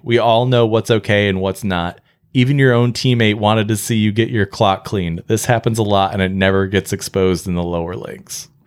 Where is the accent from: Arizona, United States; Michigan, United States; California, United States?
Michigan, United States; I love being from Michigan. I love being a Michigander